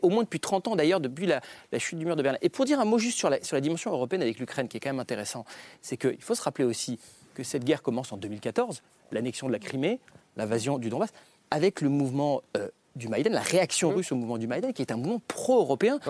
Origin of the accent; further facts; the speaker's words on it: France; en tant que Français